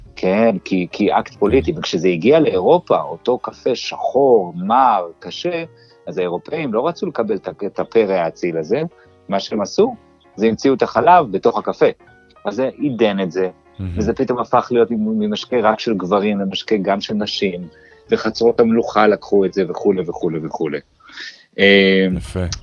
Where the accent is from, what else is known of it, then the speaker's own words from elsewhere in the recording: Jerusalem, Jerusalem District, Israel; moved away; נולדתי וגדלתי בירושלים